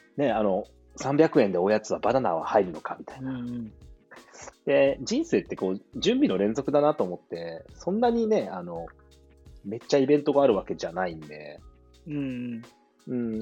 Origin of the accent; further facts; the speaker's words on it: Hida, Gifu, Japan; 生まれ育った飛騨